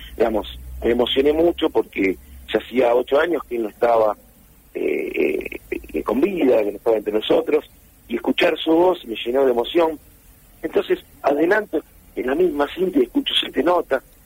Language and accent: Spanish; Junín, Buenos Aires Province, Argentina; moved away as an adult; yo soy de Junín, provincia de Buenos Aires